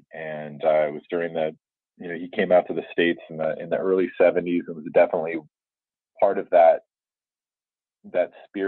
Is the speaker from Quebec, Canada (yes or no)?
yes; Montreal, Quebec, Canada; born there; Yeah, I was born in Montreal in Canada.